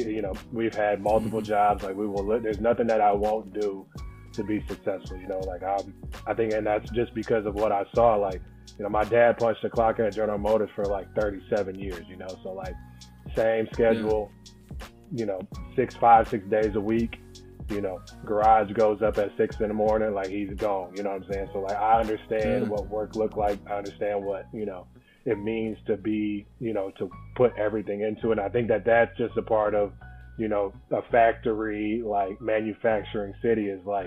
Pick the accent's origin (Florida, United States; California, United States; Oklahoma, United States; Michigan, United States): Michigan, United States; Flint; moved away as an adult; also born or lived in Cincinnati, Ohio; Born and raised in Flint, Michigan